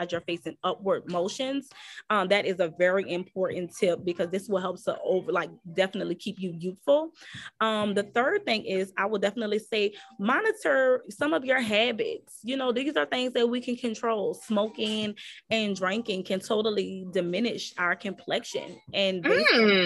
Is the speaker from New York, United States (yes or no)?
no; New Orleans, Louisiana, United States; I'm from New Orleans, so my dialect is a little different.